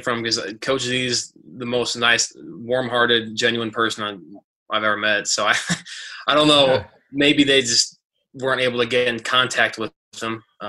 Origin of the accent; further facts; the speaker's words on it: Seattle, Washington, United States; moved away; also born or lived in Arizona / Michigan; I was born in Seattle, so I was a fan of the Seahawks growing up, and then I moved to Arizona